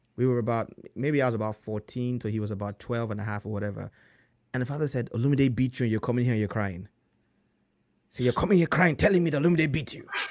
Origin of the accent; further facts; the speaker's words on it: Lagos, Nigeria; English is a second language; moved away; I grew up in Nigeria in Lagos